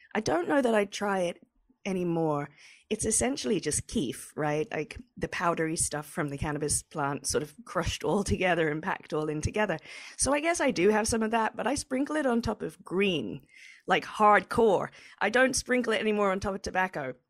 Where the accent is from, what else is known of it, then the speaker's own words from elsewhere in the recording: England, United Kingdom; moved away; I'm from England